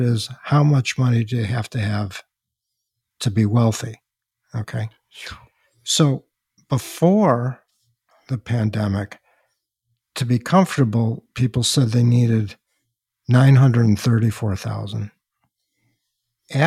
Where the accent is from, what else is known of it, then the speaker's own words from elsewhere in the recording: Chicago, Illinois, United States; my hometown, Chicago